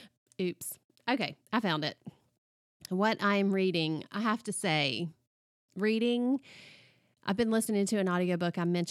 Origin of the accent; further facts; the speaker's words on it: the South, United States; And being a Southerner, I just really related to so much that she talked about in that book.